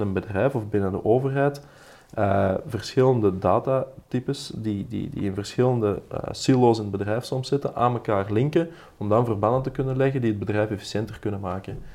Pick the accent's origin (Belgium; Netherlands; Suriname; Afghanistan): Belgium; wij Belgen